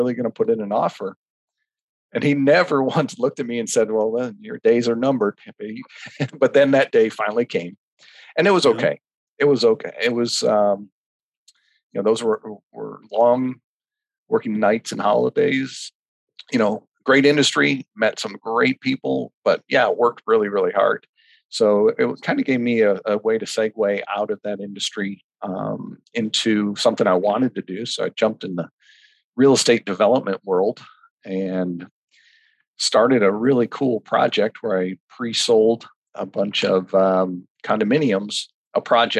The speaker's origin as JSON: {"language": "English", "town": "Walled Lake", "region": "Michigan", "country": "United States", "tie": "born or raised there", "also_born_or_lived": "Big Rapids, Michigan / Chicago, Illinois", "moved": "as an adult", "lives_now": "Naples, United States", "said": "I'm originally from Walled Lake, Michigan, where I grew up in the farm country of Michigan"}